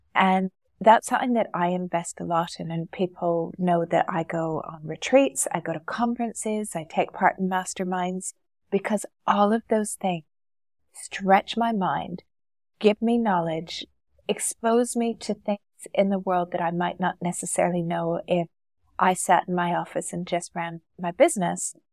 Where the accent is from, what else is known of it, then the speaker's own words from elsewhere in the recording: Canada; moved away as an adult; now in Dubai, United Arab Emirates; Originally, I'm from Canada